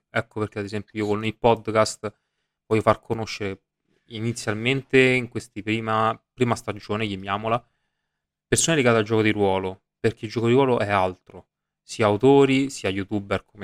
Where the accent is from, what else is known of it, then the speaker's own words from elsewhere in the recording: Rome, Lazio, Italy; io sono di Roma